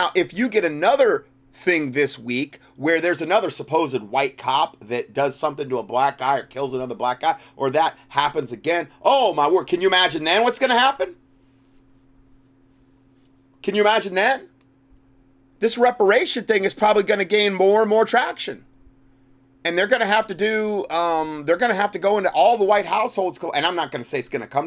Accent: the North, United States; I'm from the North

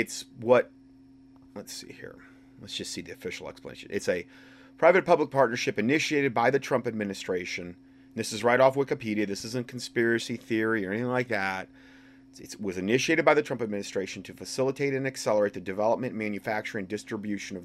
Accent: Hickory, North Carolina, United States; my hometown in Hickory, North Carolina

